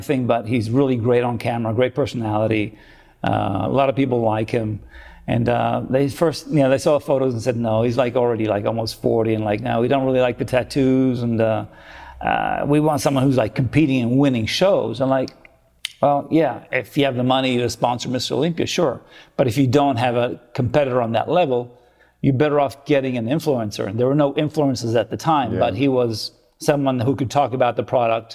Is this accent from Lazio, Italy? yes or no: yes; Rome, Lazio, Italy; also born or lived in Australia / California; now in United States; I'm from Rome